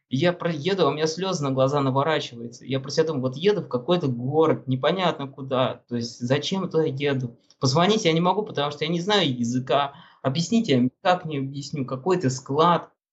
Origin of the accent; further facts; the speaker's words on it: Russia; now in Moscow, Russia; я из России, я из самого Магадана еду